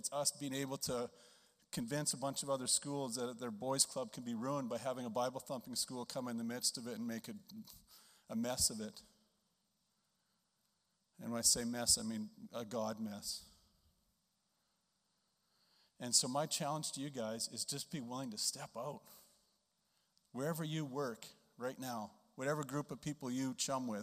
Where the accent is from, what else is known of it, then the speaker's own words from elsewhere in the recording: Estevan, Saskatchewan, Canada; a schmuck like me from Estevan, it's my hometown if you didn't know that, Estevan, Saskatchewan